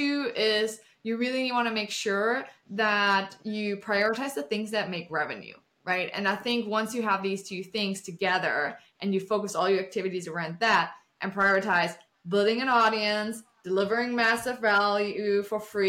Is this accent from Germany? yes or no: yes; Germany; English is a second language; moved away as an adult; now in Austin, United States; I'm originally from Germany, I moved to the States 7 years ago.